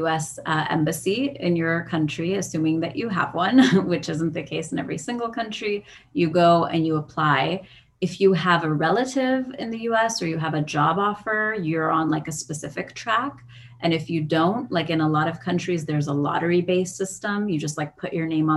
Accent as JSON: {"language": "English", "town": "San Diego", "region": "California", "country": "United States", "tie": "born or raised there", "said": "I was born and raised in San Diego."}